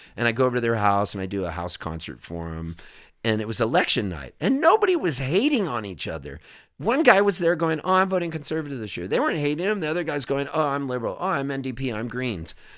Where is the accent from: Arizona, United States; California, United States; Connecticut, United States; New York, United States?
California, United States; Southern; also born or lived in Halifax, Canada; I'm a Californian, you know, for all intents and purposes, I have a Canadian passport, but I was raised in Southern California